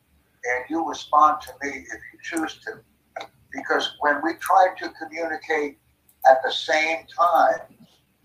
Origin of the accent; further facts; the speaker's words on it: United States; first language English; I'm from the United States, but I speak German, Dutch, Japanese, and English. Mm-hmm. English is my main language